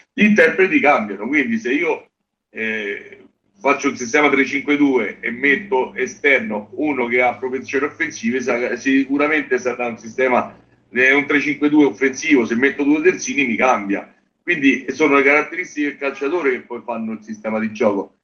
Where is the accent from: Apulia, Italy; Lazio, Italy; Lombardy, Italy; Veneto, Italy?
Lazio, Italy; Genazzano; io sono di Genazzano